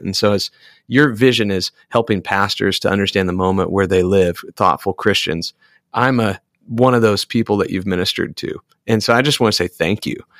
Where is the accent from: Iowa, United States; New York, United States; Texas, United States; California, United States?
Iowa, United States; I am an Iowan and I'm an American.